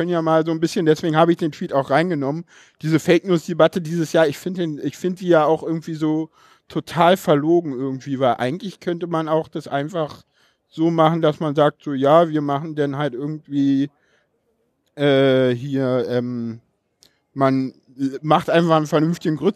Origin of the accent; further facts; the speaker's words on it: East Germany, Germany; ich komme aus dem Osten, genau.